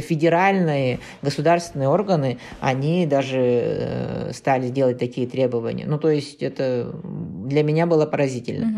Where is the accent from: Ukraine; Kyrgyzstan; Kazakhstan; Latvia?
Kazakhstan; мы из Казахстана